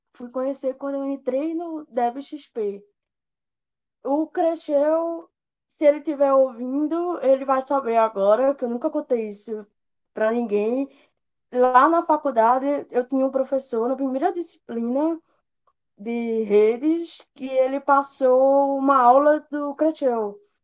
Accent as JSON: {"language": "Portuguese", "town": "Recife", "region": "Pernambuco", "country": "Brazil", "moved": "as an adult", "lives_now": "João Pessoa, Brazil", "said": "Eu sou de Recife e agora eu morando em João Pessoa."}